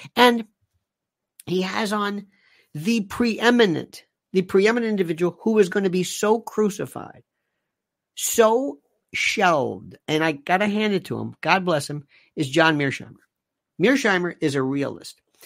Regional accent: United States; I am an American

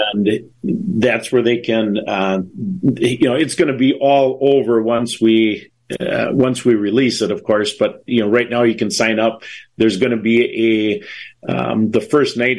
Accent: Wisconsin, United States; we're from Wisconsin

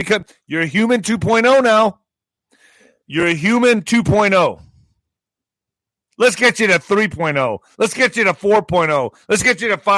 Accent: southern New Mexico, United States; 20,000 Afghan refugees are coming to my hometown? And in this area, in the southwest area, Las Cruces is getting about 10,000

